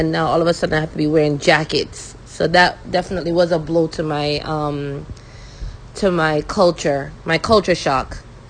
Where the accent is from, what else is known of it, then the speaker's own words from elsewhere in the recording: Brooklyn, New York, United States; also born or lived in Jamaica; knowing that she came from Guyana and I came from Jamaica. But it was such an awesome thing, you know. But I'm not gonna lie to you, it definitely gave me a culture shock. And growing up in Brooklyn, it was just awesome.